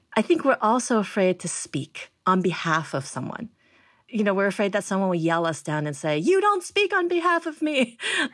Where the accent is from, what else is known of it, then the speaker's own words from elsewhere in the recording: United States; I'm Chinese American, I'm first generation